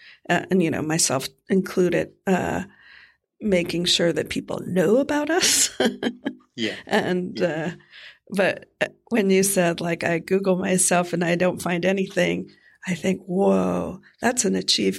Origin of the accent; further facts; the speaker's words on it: Miami, Florida, United States; I am from Miami, Florida originally